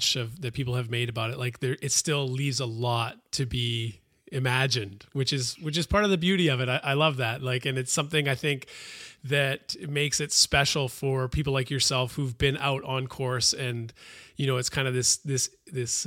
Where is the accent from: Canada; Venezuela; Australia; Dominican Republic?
Canada; as a Canadian kid